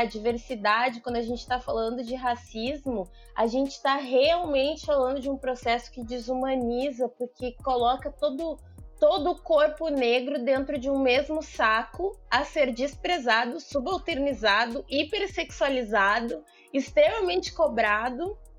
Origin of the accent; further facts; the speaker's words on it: Porto Alegre, Rio Grande do Sul, Brazil; also born or lived in São Leopoldo; eu nasci em Porto Alegre, estudei em São Leopoldo